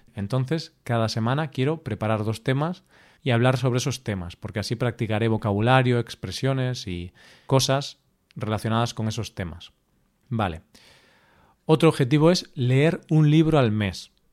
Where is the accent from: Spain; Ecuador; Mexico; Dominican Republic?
Spain; accent: Spanish; hablando en inglés, con mi acento español